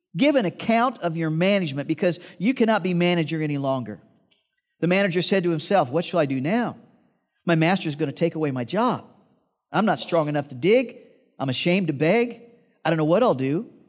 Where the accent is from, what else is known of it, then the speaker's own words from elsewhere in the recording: Midwest, United States; I grew up in the Midwest and we had to clean out barns